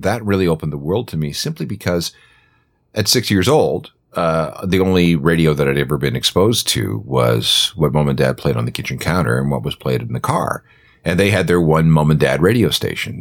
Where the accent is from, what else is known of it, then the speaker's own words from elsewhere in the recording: small town north of Winnipeg, Manitoba, Canada; now in Toronto, Canada; I grew up in a small town north of Winnipeg.